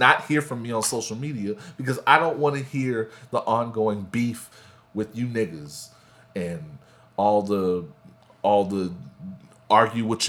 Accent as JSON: {"language": "English", "town": "Houston", "region": "Texas", "country": "United States", "said": "I am from Houston."}